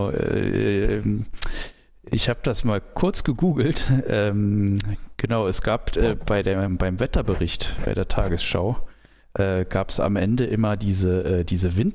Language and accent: German; Saarland, Germany; wir sind äh, beide in Sichtweite dieses Senders aufgewachsen